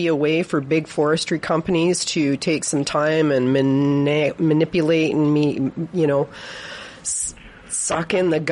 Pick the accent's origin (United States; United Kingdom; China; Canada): Canada; Victoria, British Columbia; I was raised in Victoria, and I spent my whole life playing around in the forests